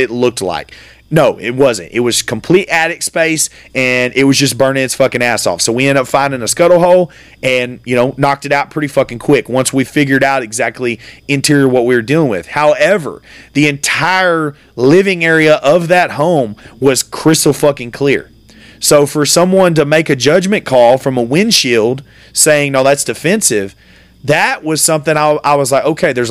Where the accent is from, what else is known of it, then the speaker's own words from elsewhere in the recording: United States; me as an American